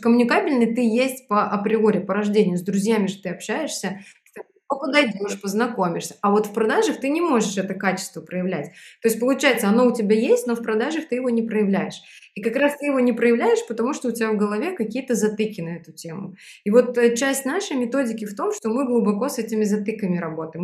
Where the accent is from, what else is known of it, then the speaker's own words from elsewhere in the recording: Belarus; moved away as an adult; now in Moscow, Russia; Я родилась в Беларуси, и в 2012 году я переехала в Москву